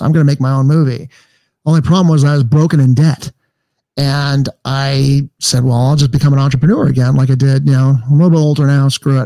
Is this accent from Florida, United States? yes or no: no; Los Angeles, California, United States; I grew up in Encino